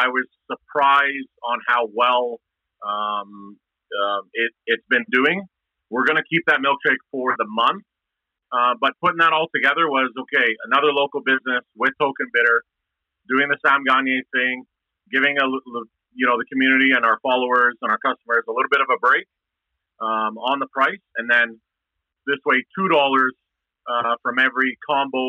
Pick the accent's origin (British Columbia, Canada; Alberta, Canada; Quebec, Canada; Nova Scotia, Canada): Alberta, Canada; Edmonton; I was a kid growing up in Castle Downs. And actually, I grew up, it's funny, I grew up like a block away from where the restaurant is.